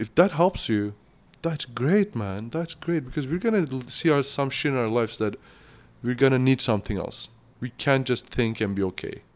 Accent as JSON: {"language": "English", "country": "Turkey", "also_born_or_lived": "Kamloops, Canada", "second_language": "English", "moved": "yes", "lives_now": "Canada", "said": "I'm from Turkey. It's a Muslim country."}